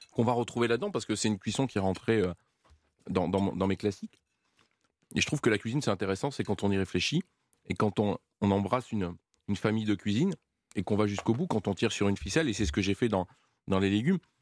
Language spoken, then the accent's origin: French; Valence, Auvergne-Rhône-Alpes, France; gamin, chez moi, manger beaucoup de légumes. Pourquoi manger beaucoup de légumes Parce que je suis né à Valence